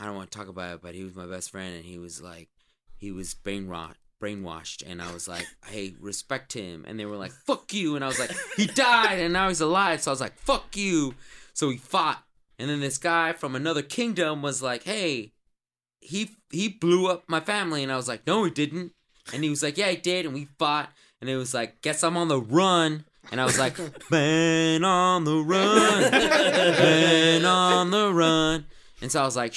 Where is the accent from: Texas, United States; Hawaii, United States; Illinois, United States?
Texas, United States; I'm from Texas.